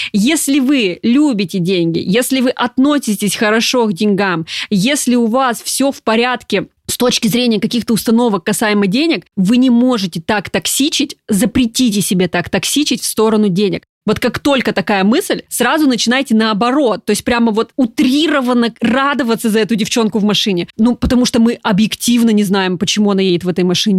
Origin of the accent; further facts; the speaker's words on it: Krasnodar, Krasnodar Krai, Russia; я, например, из Краснодара